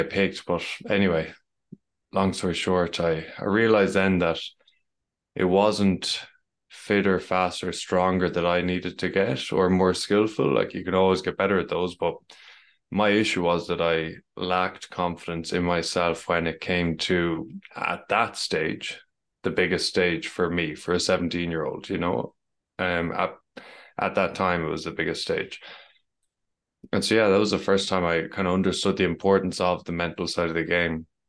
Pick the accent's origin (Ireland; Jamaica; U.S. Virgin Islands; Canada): Ireland; As you can tell, I'm from Ireland